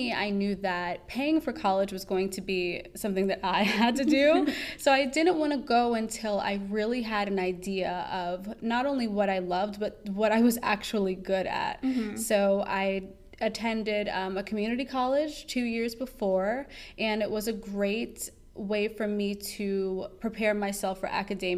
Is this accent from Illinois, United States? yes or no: no; New York City, New York, United States; moved away as an adult; also born or lived in North Carolina; now in Washington, D.C., United States; my teen and early adult years in New York City